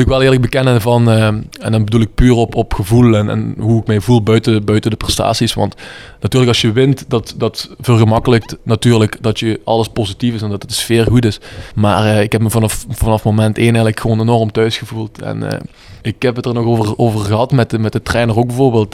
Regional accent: Bree, Flanders, Belgium; ik ben in Bree geboren

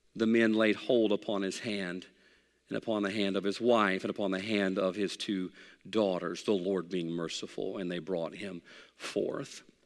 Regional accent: United States; I'm an American

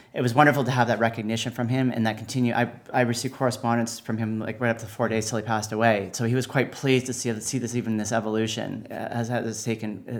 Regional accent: Canada; I come from Canada

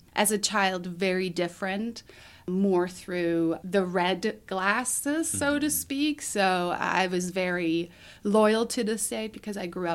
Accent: Altenburg, Thuringia, Germany; English is a second language; moved away as an adult; also born or lived in Meridian, Idaho, United States; now in Boise, United States; I was born in Germany in 1979 in Altenburg in the state of Thuringia. Lived there till I did a foreign exchange year at Meridian High School in 1997 to 1998

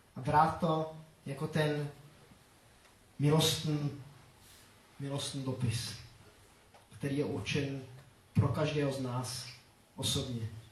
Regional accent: Grindelwald, Bern, Switzerland; first language Czech; moved away; Já jsem nevyrůstal pod Matterhornem, ale pod Eigrem. To je, eh, taková ta- jedna taky známá hora ve Švýcarsku. A, eh, tak v té naší vesnici, v Grindelwaldu

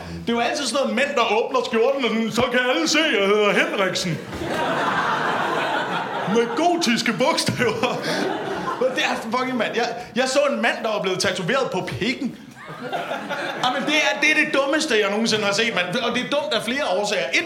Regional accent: Slagelse, Zealand, Denmark; Ja, jeg er fra Slagelse.

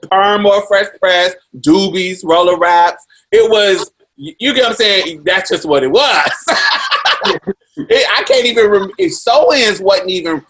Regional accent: Indiana, United States; growing up in Indiana in the 90s

